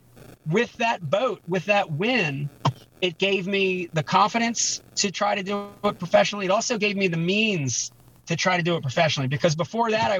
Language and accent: English; Pittsgrove, New Jersey, United States; also born or lived in Philadelphia, Pennsylvania; growing up in Philadelphia and then later New Jersey